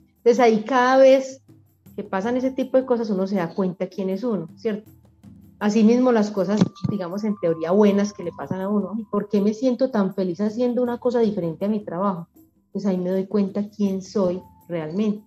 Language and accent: Spanish; Medellín, Antioquia, Colombia; also born or lived in Bogotá; Nací en Bogotá y a los 5 o 6 años me trajeron para acá, para Medellín